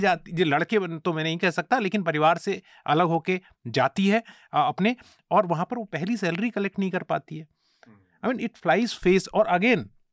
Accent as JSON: {"language": "Hindi", "region": "Uttarakhand", "country": "India", "said": "मैं उत्तराखंड से आता हूँ"}